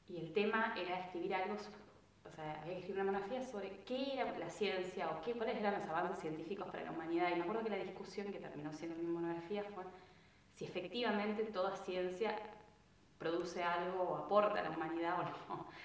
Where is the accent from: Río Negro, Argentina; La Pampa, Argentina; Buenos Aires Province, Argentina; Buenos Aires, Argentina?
Río Negro, Argentina; Bariloche; yo soy de Bariloche